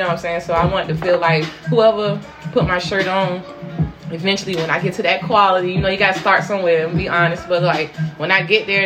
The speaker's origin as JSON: {"language": "English", "town": "Portsmouth", "region": "Virginia", "country": "United States", "tie": "born or raised there", "said": "I was born in Portsmouth. I was born in Maryview"}